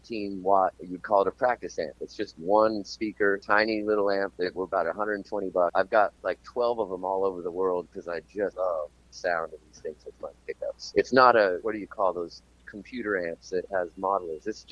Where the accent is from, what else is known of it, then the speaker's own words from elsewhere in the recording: Tucson, Arizona, United States; moved away as an adult; now in Melbourne, Australia; I'm from Tucson. I started doing this in Tucson